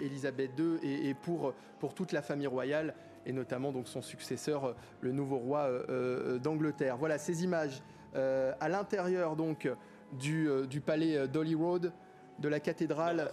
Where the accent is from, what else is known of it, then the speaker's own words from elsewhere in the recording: France; nous en tant que Français